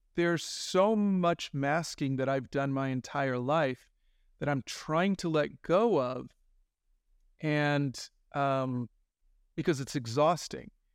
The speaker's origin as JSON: {"language": "English", "town": "Miramar", "region": "Florida", "country": "United States", "tie": "born or raised there", "also_born_or_lived": "Yonkers, New York", "said": "I was born in Yonkers, New York, but when I was four, we moved to Florida. And I lived in Miramar, Florida"}